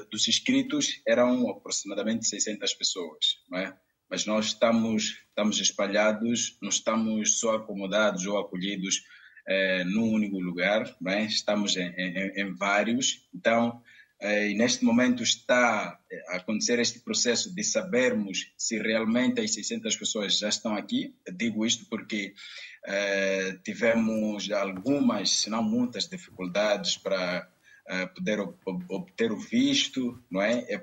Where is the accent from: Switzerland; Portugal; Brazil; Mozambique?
Mozambique; nós como moçambicanos